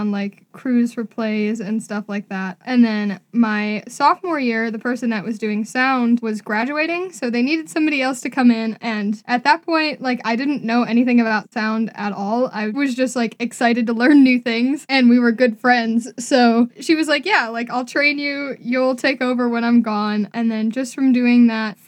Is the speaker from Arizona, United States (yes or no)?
no; Cleveland, Ohio, United States; I'm from Cleveland, Ohio, born and raised there